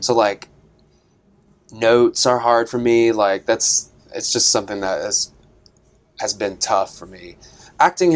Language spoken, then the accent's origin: English; East Tennessee, United States; I'm from East Tennessee, like boys do not dance where I'm from